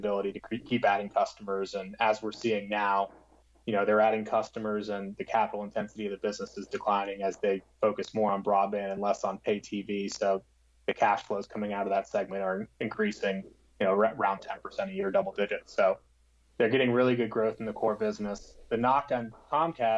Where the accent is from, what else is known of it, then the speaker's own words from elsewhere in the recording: South Florida, United States; I grew up in South Florida